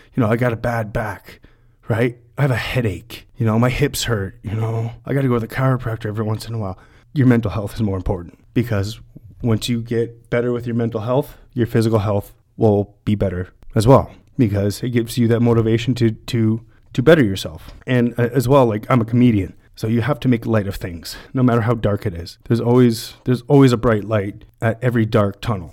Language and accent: English; London, Ontario, Canada; I'm from London, Ontario, born and raised